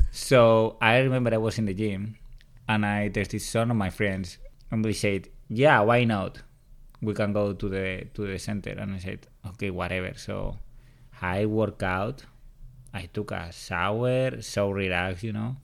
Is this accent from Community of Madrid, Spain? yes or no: yes; Madrid, Community of Madrid, Spain; first language Spanish; English is a second language; moved away as an adult; also born or lived in New York City; I'm from Madrid, Spain